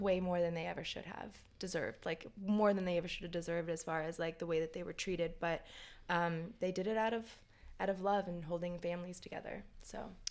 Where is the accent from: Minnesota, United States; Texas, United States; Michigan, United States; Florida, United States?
Florida, United States; Tampa; also born or lived in New York; now in Los Angeles, United States; I grew up in Tampa, Florida